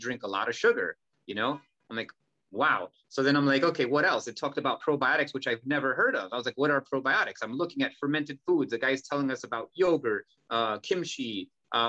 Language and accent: English; United States; we were raised in America